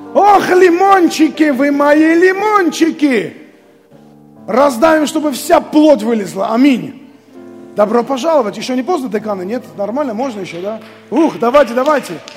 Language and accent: Russian; Armenia; moved away as an adult; also born or lived in Abakan, Russia; мы с женой приехали из Армении, хотя и голодная была у нас Армения – тогда